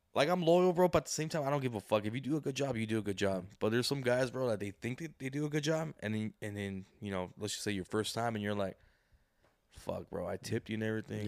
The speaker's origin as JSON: {"language": "English", "town": "Santa Ana", "region": "California", "country": "United States", "tie": "born or raised there", "said": "I was born in Santa Ana."}